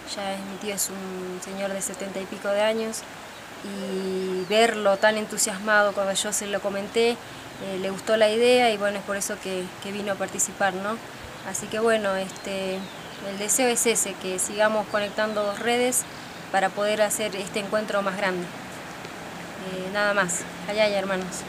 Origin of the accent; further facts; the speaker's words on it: San Antonio de los Cobres, Salta, Argentina; soy de San Antonio de los Pobres, nací acá.